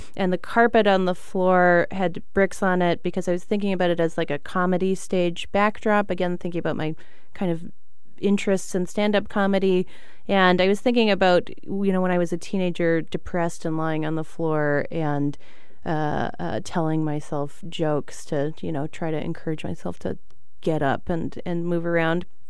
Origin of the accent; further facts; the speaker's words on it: Victoria, British Columbia, Canada; also born or lived in Montreal; now in Chicago, United States; I'm from Victoria, British Columbia, on Vancouver Island.